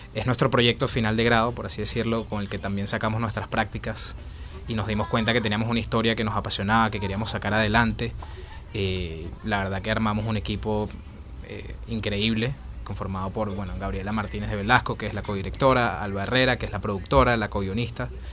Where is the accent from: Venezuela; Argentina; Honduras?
Venezuela; Caracas, Capital District; moved away as an adult; now in Spain; yo nací y crecí en Caracas, Venezuela, y por la situación de, Venezuela me tuve que venir en el 2016 este, para España